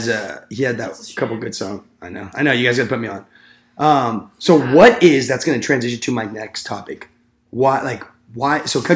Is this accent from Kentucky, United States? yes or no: no; Southern California, United States; Like, I'm from Southern California